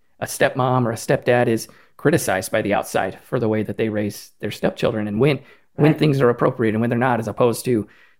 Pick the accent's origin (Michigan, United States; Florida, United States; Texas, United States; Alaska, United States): Texas, United States; Killeen; growing up in Killeen, if you made six figures, that was like a big deal.